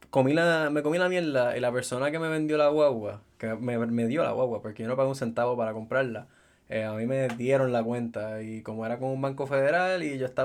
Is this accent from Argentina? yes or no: no; Caguas, Puerto Rico; yo soy de Caguas